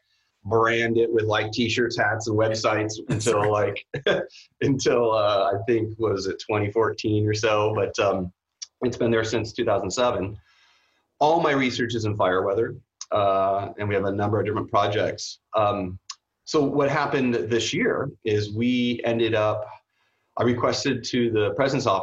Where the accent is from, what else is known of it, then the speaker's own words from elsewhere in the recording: San Francisco Bay Area, California, United States; moved away as an adult; also born or lived in Houston / Vancouver; I grew up in the Bay Area, San Francisco Bay Area